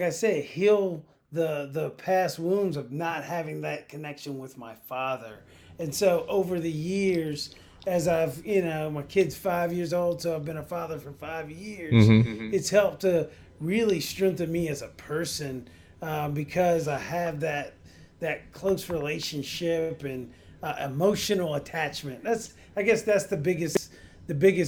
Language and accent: English; Staunton, Virginia, United States; moved away as an adult; also born or lived in Alexandria, Virginia; now in Washington, D.C., United States; I'm originally from Stanton, Virginia.